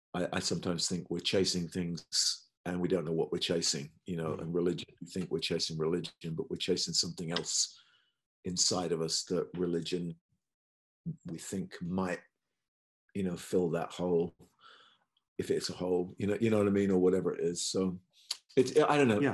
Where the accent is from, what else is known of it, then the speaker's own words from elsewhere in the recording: countryside near Cambridge, East of England, United Kingdom; also born or lived in Los Angeles, United States; now in London, United Kingdom; I'm not from London. I grew up in the countryside near Cambridge.